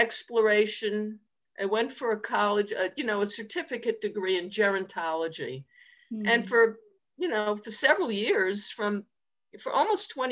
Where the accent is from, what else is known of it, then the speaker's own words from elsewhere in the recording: Long Island, New York, United States; moved away as an adult; also born or lived in Nassau County; I grew up on Long Island, which is outside of New York City